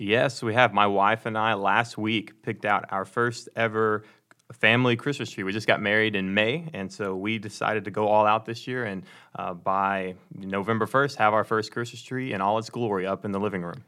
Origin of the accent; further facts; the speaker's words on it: Dallas, Texas, United States; moved away; I'm originally from the Dallas, Texas area